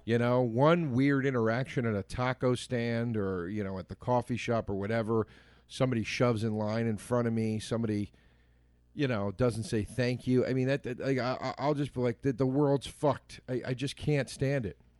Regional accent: Montgomery County, Pennsylvania, United States; Montgomery County, where I grew up, the courthou-, my hometown courthouse

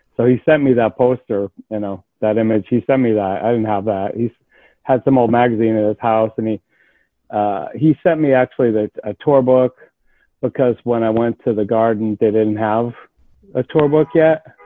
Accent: New York City, New York, United States; I'm from New York. I live in New York City. I uh, grew up in and around music

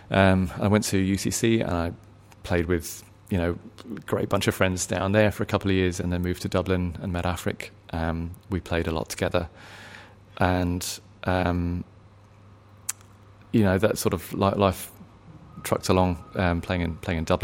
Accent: England, United Kingdom; accent: English; now in Australia; You know, I can tell people at work that I'm from Ireland, and they believe it because they may not have heard that many English accents.

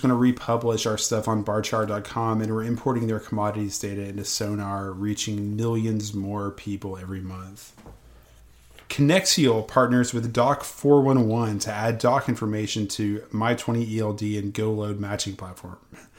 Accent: Tennessee, United States; moved away; also born or lived in Michigan; I'm from Tennessee, but I spent 7 years in Michigan

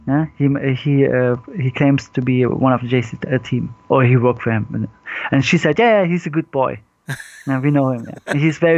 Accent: Vietnam; Andy Long is Vietnamese, like me

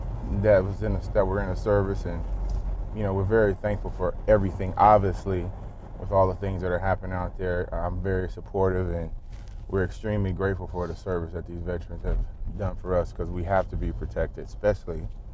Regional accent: Texas, United States; born there; also born or lived in New England / Houston; I was born in Texas, and my dad played for the New England Patriots, and so we moved back and forth from New England to Houston.

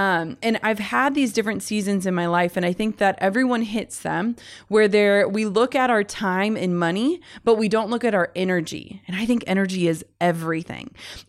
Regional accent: Midwest, United States; and I'm from the Midwest

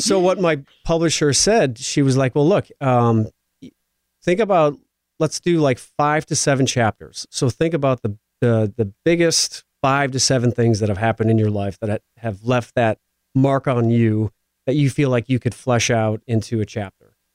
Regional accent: Midwest, United States; moved away; growing up in the Midwest where I come from

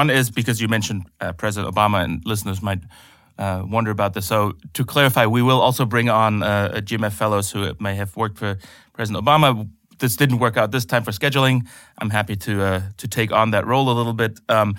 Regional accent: Germany; at least in my home country of Germany, a little too much.

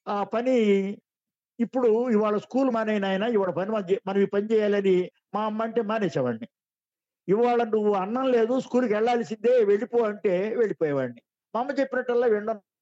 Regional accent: Vejendla, Andhra Pradesh, India; ఊరు వేజెంట్ల మాదిగపల్లి

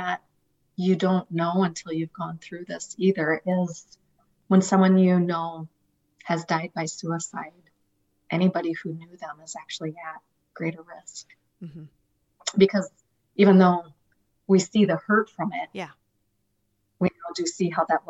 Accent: Mitchell, United States; The church that I grew up in Mitchell invited me

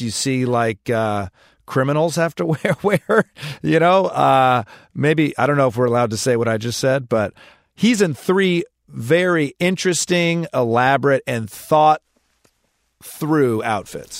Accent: Southeast Michigan, United States; moved away; I'm from Southeast Michigan. You drive American, where I came from

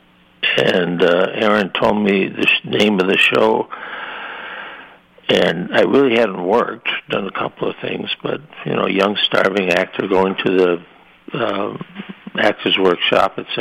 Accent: Madison, Wisconsin, United States; moved away; I'm from Wisconsin, and then when I left Wisconsin

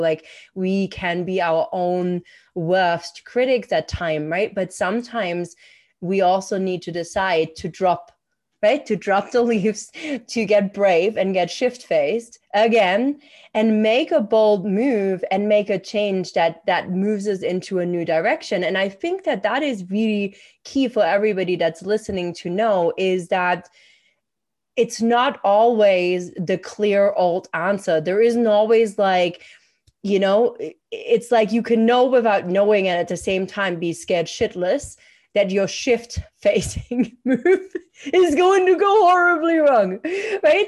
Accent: Germany; moved away; I'm from Germany

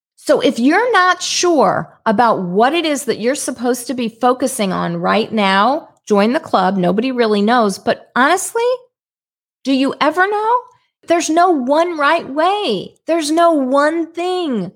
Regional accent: St. Louis, Missouri, United States; I'm from Saint Louis, Missouri

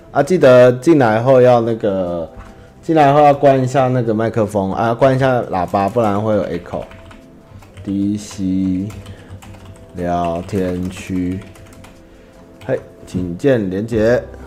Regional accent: central Taiwan, Taiwan; 我是中部的人

